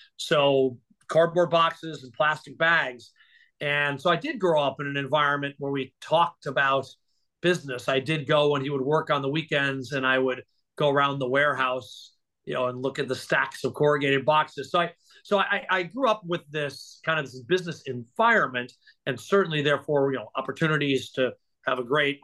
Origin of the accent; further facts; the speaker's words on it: St. Paul, Minnesota, United States; I grew up in St. Paul, Minnesota